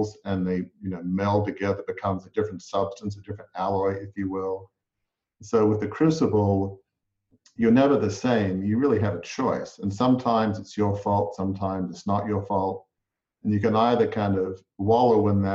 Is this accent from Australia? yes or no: yes; Australia; I grew up in Australia in a large family media business